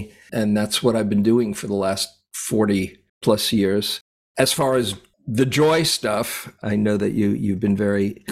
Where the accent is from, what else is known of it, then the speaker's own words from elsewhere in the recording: New York City, New York, United States; moved away as an adult; now in California, United States; I grew up in New York City, lived there most of my life till I was about 29 or so